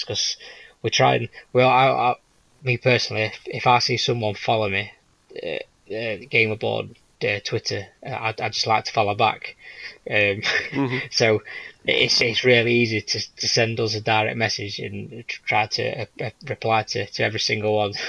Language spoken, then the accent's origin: English; England, United Kingdom; I'm English